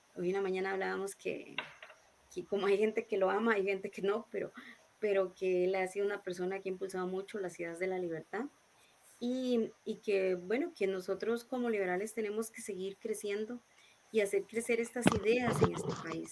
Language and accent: Spanish; Montes de Oca, San José, Costa Rica; yo soy de Montes de Oca, eh, nací y he vivido toda mi vida aquí en Montes de Oca.